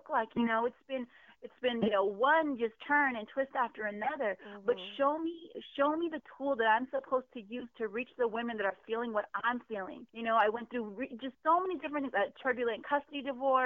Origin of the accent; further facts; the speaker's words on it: San Diego, California, United States; also born or lived in Pearl Valley; I've been in San Diego since I was like 3 months old, so I'm a San Diego native